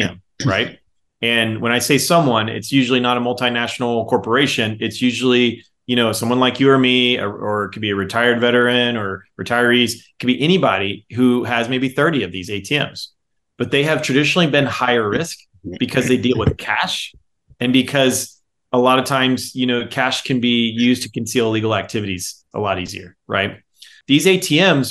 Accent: Texas, United States; being a Texan

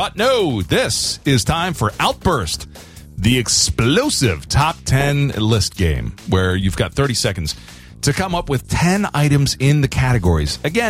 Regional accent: South Florida, United States; growing up in South Florida

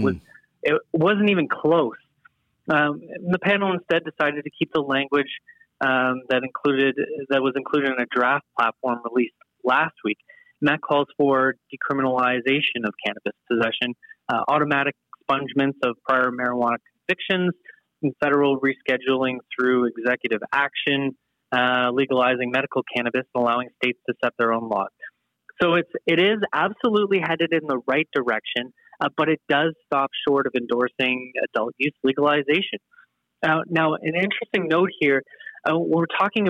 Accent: Canada; being Canadian

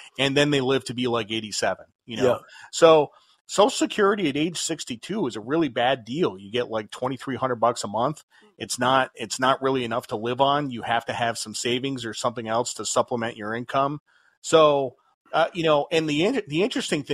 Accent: United States; Americans are puritanical. You know, we're descended from the Puritans

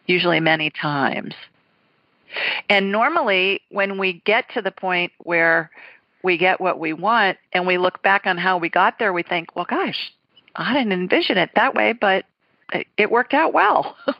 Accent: Ohio, United States; moved away; also born or lived in Deep South; I'm a Buckeye.

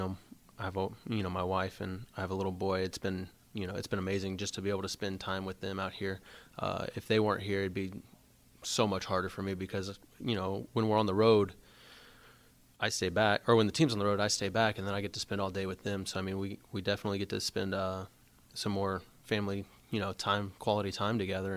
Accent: Alvin, Texas, United States; also born or lived in Friendswood, Texas; growing up in Alvin, I mean, I feel like it was just any other city, small town city

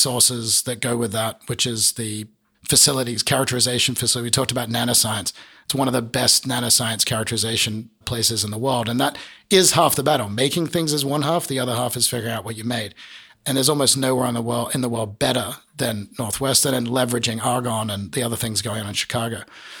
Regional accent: southern part of Australia, southern Australia, Australia; also born or lived in San Diego, United States; now in United States; being an Australian from the southern part of Australia

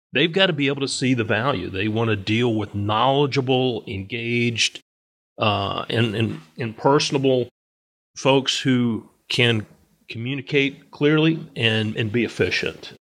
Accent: Virginia, United States; also born or lived in Charlotte, North Carolina; I was born and raised in Virginia

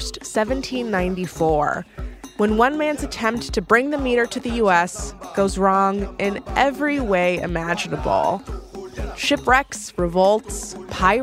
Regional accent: United States

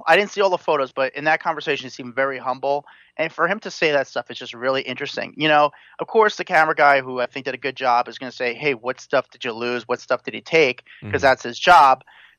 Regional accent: East Coast, United States; I'm from the East Coast

